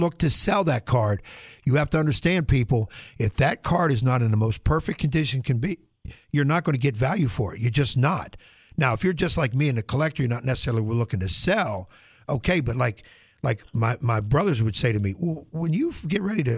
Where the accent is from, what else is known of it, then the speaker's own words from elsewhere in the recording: Pennsylvania, United States; moved away; I'm from Pennsylvania